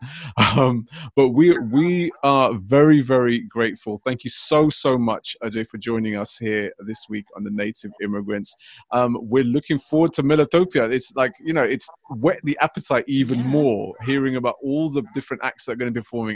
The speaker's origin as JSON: {"language": "English", "region": "London", "country": "United Kingdom", "tie": "born or raised there", "said": "growing up in London, obviously throughout my whole life"}